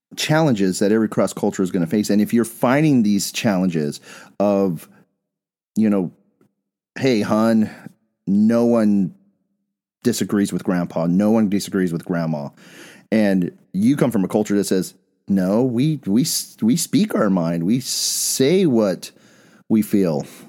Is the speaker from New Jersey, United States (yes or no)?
no; Bisbee, Arizona, United States; moved away; also born or lived in Phoenix; I'm from Bisbee